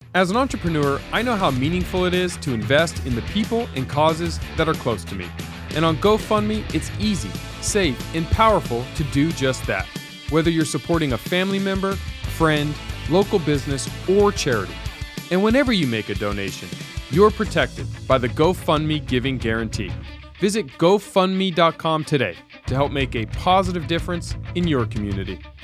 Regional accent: United States; being an American in this country

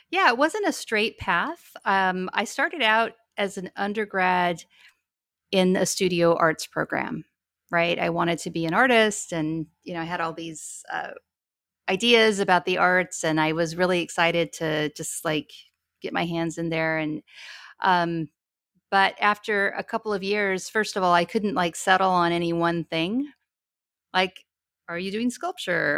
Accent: Ogden, Utah, United States; moved away as an adult; also born or lived in Albuquerque, New Mexico / Seattle, Washington / New York; now in Portland, United States; we spent most of my childhood living in northern Utah. in Ogden, Utah

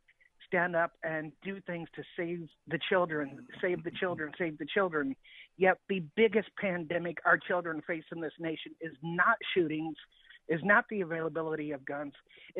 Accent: Kansas City, Missouri, United States; Kansas City, Missouri.

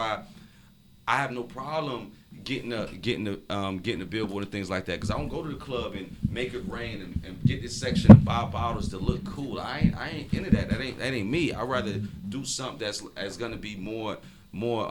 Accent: Miami, Florida, United States; I'm from Liberty City

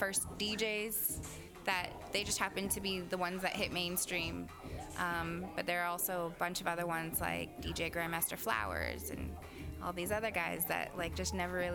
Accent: Vancouver, British Columbia, Canada; also born or lived in Okanagan, British Columbia; now in Toronto, Canada; I was born in the Okanagan, grew up in Vancouver. I live in Toronto

